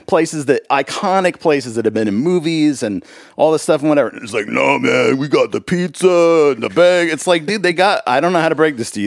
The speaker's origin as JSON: {"language": "English", "town": "Los Angeles", "region": "California", "country": "United States", "tie": "born or raised there", "also_born_or_lived": "Spokane, Washington / Germany", "moved": "as an adult", "lives_now": "Nashville, United States", "said": "Born in Washington, grew up in California"}